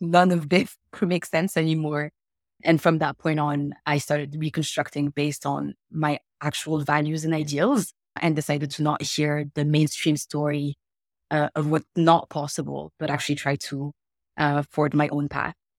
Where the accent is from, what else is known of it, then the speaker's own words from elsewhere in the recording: Morocco; I'm, I'm from Morocco. That's where I was born and raised.